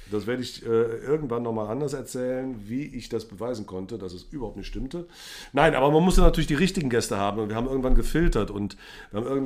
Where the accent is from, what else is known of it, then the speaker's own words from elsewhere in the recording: Cologne, North Rhine-Westphalia, Germany; also mein Botzenburg ist natürlich leider meine Heimatstadt Köln.